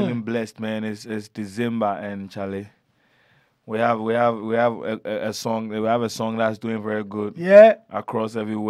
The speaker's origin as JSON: {"language": "English", "country": "Ghana", "said": "So, in Ghana, you know, Ghana is a very hospitable, amicable country. We encourage a lot of cultures."}